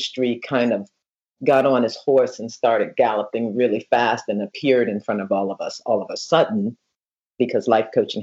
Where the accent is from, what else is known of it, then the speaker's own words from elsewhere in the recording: Philadelphia, Pennsylvania, United States; also born or lived in New York; now in Naples, Florida, United States; I grew up in Philadelphia, you know, in the hood